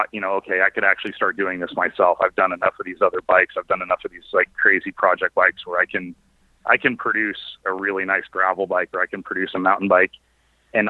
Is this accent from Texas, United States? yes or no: no; Cupertino, California, United States; also born or lived in Santa Cruz, California / Ashland, Oregon; now in Sacramento, United States; I grew up in the Bay Area in like Cupertino, actually right next to Apple World headquarters